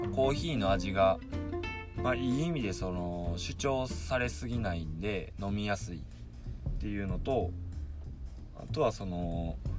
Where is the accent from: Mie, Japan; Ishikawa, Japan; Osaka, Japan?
Mie, Japan; Suzuka; 僕の地元の三重県鈴鹿市ってとこで